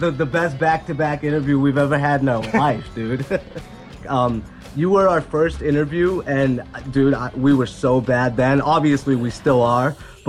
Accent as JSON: {"language": "English", "town": "Falmouth", "region": "Massachusetts", "country": "United States", "said": "I'm from the Cape, from Cape Cod. I'm from Falmouth."}